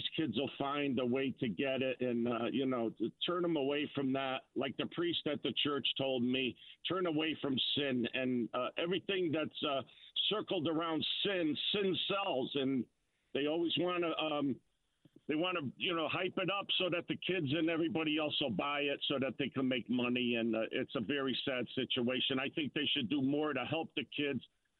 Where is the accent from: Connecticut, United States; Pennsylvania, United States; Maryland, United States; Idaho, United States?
Connecticut, United States; Shelton; I'm from Shelton.